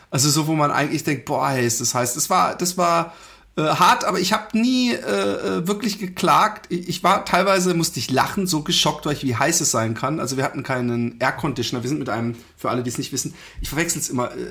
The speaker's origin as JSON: {"language": "German", "area": "Allgäu", "region": "Bavaria", "country": "Germany", "said": "ich komme ja aus dem Allgäu"}